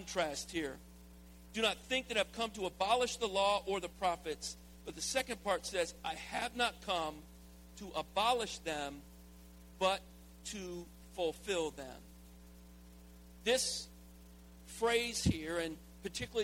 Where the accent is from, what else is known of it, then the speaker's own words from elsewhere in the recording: the South, United States; I'm from the South